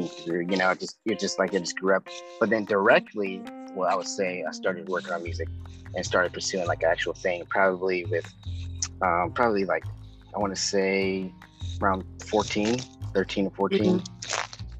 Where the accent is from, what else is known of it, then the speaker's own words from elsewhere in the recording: Oakland, California, United States; moved away as an adult; also born or lived in Manteca, California; now in Los Angeles, United States; I'm from Oakland, California, the Bay Area